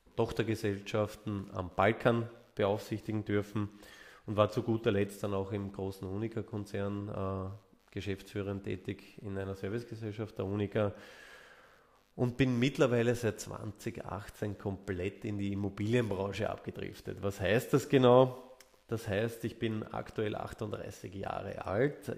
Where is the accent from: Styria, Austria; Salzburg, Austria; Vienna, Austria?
Vienna, Austria; accent: Viennese; Ich bin geborener Wiener, also hört man, äh, Ja, hört man auch zum Teil raus und darauf lege ich auch Wert, dass man das noch ein bisschen raushört